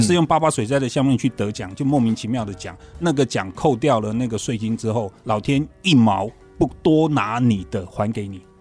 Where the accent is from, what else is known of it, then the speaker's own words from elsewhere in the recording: Kaohsiung, Taiwan; moved away; 那是我的老家高雄嘛